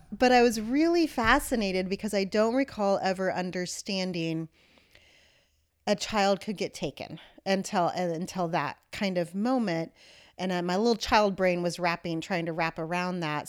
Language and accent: English; Kansas, United States; I was born in Kansas